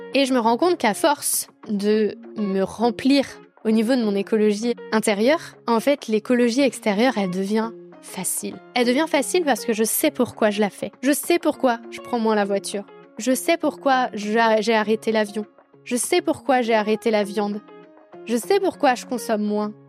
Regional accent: France; la chance que j'avais d'être française

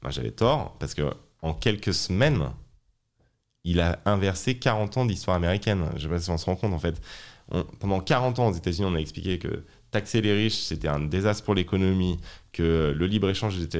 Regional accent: France; aussi en tant que française qui a vu son pays euh, abandonner ses capacités industrielles

